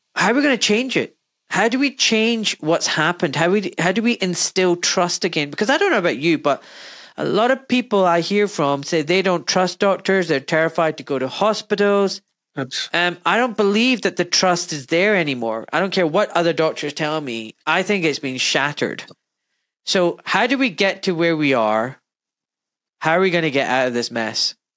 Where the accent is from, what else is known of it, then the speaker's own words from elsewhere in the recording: Glasgow, Scotland, United Kingdom; I'm from Glasgow in Scotland